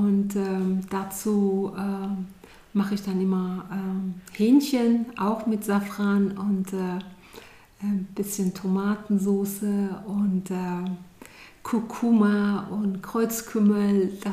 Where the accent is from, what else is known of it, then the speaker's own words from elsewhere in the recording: Iran; now in Germany; meine Kindheit war im Grunde äh, wie die Kindheit vieler Kinder hier in Deutschland. Das war nicht anders.